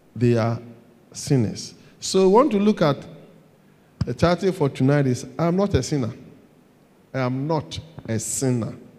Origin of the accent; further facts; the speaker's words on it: Ghana; I'm a Ghanaian. I live in Ghana.